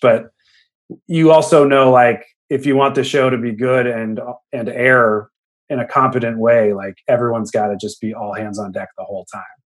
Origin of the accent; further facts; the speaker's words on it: the Bay Area, California, United States; We grew up in the Bay.